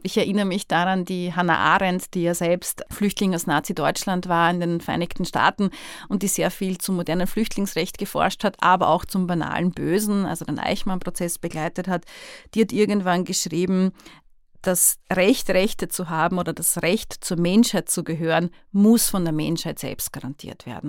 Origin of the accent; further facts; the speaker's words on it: Austria; genauso Österreicherin ist wie ich